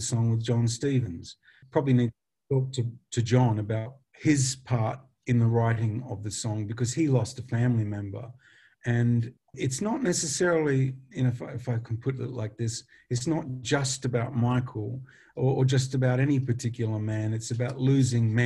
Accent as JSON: {"language": "English", "region": "Western Australia", "country": "Australia", "also_born_or_lived": "England", "moved": "yes", "said": "we're both Western Australians"}